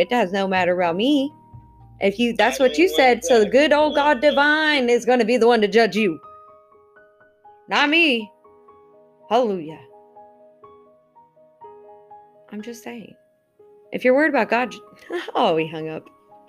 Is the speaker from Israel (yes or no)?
yes; Israel; English is a second language; also born or lived in California; I'm from Israel. So, you know, a couple. I mean, Israel's small, so, you know, got maybe 20 of us there.